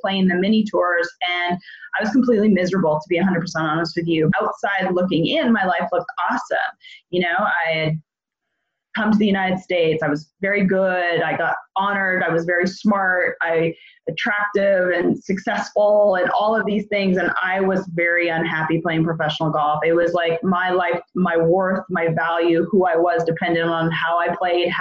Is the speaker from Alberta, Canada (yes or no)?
yes; Edmonton, Alberta, Canada; I'm from Edmonton, Alberta, Canada